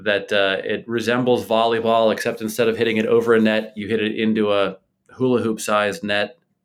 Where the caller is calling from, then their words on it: Bethlehem, Pennsylvania, United States; I live in Bethlehem, Pennsylvania, which is about an hour north of Philadelphia and maybe an hour and change west of New York City.